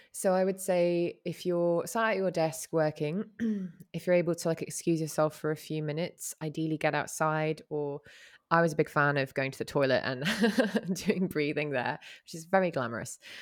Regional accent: Hong Kong; growing up in Hong Kong

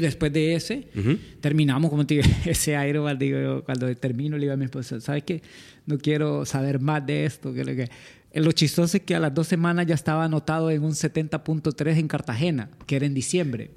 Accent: San Pedro Sula, Cortés, Honduras; somos de San Pedro Sula.

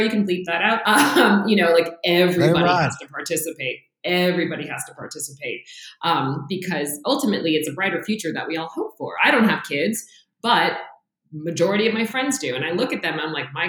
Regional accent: Los Angeles, California, United States; moved away; I grew up in the South Bay, so San Pedro is like a big part of my life, which is where the harbor is

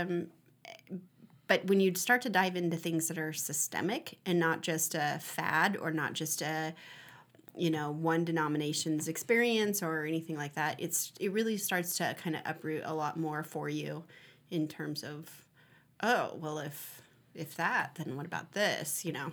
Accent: United States; here in America, I I, I have an understanding as an American

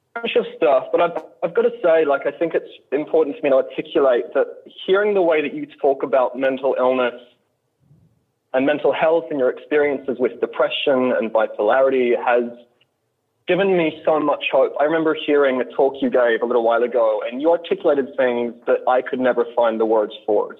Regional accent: Australia; also born or lived in Deep South, United States; now in United States; I'm from Australia originally.

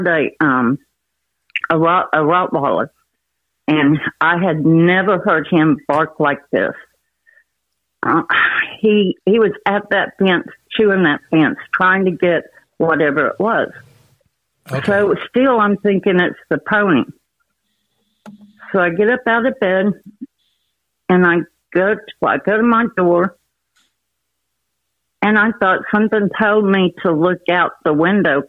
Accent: Oklahoma City, Oklahoma, United States; moved away as an adult; also born or lived in Honey Grove, Texas; I grew up in Oklahoma City

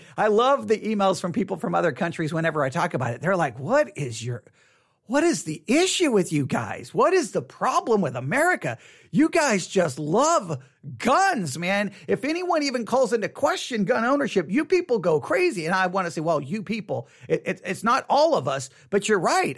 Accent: Texas, United States; I was raised here in Texas

